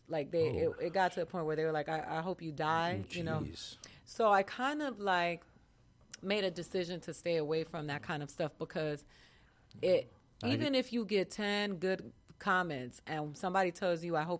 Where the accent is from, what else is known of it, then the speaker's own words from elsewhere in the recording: Boston, Massachusetts, United States; born there; I was born in Boston.